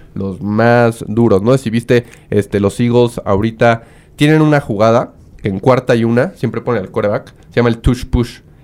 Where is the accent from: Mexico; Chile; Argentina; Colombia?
Mexico; como buen mexicano